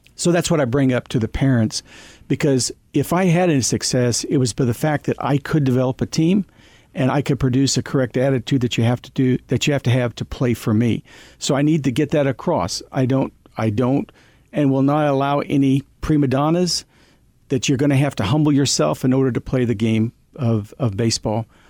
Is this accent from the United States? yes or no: yes; Girard, Kansas, United States; a young kid growing up in Little Town of Gerard, Kansas, because it was a great place to be raised